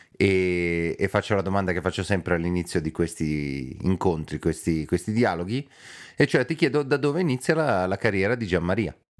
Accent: Milan, Lombardy, Italy; noi milanesi

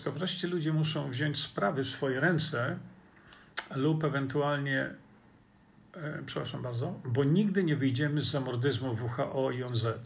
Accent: Australia; Bardzo mi przykro z tego powodu, bo ja jestem Australijczykiem.

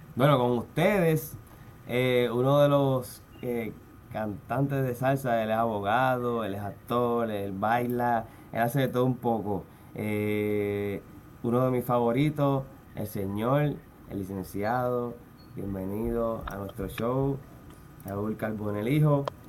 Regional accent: Carolina, Puerto Rico; Yo soy de Carolina también, de San Juan, de mi mamá es de Lloren Torres

